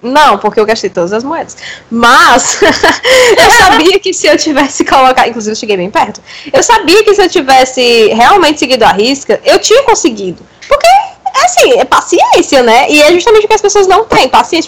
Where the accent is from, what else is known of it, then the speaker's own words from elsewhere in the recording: Brazil; Eu nunca saí do Brasil